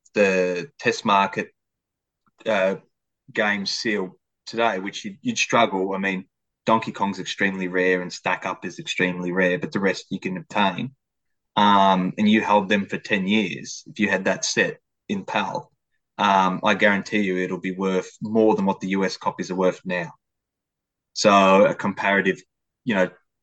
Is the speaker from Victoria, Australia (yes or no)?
yes; Melbourne, Victoria, Australia; we grew up with in Australia